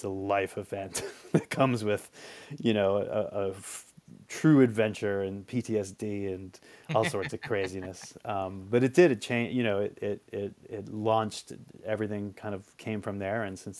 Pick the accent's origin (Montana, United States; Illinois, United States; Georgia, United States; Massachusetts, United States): Massachusetts, United States; Marshfield; now in New York, United States; Okay, I grew up in Marshfield, Massachusetts. It's pretty near Plymouth. On the South Shore of Massachusetts.